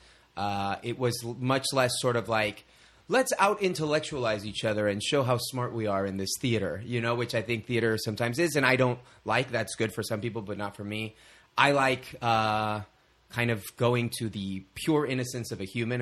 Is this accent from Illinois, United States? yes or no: no; Texas, United States; also born or lived in Mexico; I was born in Mexico, but I moved to Texas when I was 2 years old